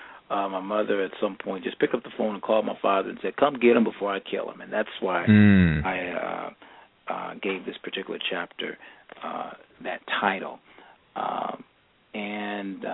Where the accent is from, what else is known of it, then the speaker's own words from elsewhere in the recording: Los Angeles, California, United States; growing up in the Crenshaw District of Los Angeles